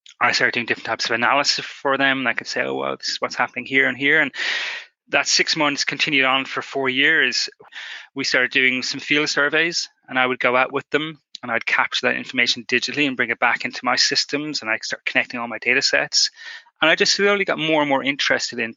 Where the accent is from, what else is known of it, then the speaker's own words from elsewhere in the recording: Ireland; growing up in Ireland on a kind of a wet island in the Atlantic